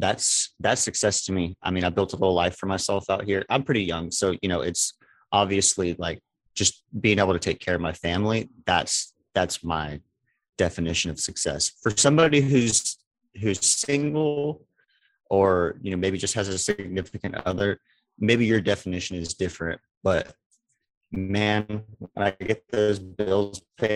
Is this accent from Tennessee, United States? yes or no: no; Beaumont, Texas, United States; now in Silsbee, United States; I am originally from Beaumont, Texas. I live in Silsbee, Texas now.